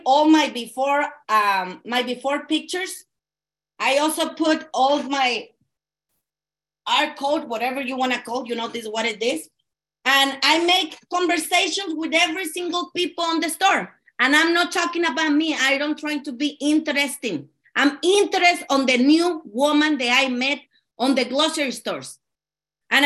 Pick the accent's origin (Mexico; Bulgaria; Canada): Mexico; English is a second language; also born or lived in California; now in Arizona, United States; And I'm from California, but actually I'm from Mexico